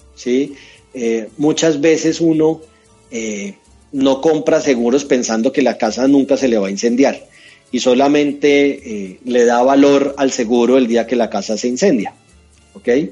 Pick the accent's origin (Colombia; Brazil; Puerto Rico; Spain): Colombia; Neiva, Huila; moved away as an adult; also born or lived in Bogotá; yo soy un opita, yo soy nacido, nacido en Neiva, allá estudié mi, colegio y me fui para Bogotá